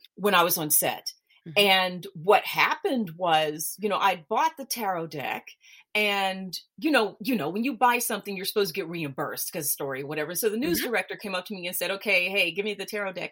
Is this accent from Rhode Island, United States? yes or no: no; Memphis, Tennessee, United States; moved away as an adult; now in Switzerland; I'm originally from Memphis, Tennessee, but I live in Switzerland. I've been here for about I about 20 some odd years.